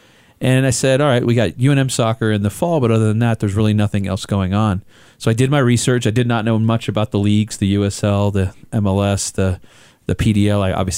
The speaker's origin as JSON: {"language": "English", "region": "England", "country": "United Kingdom", "said": "where England got knocked out of the World Cup because I am an Englishman."}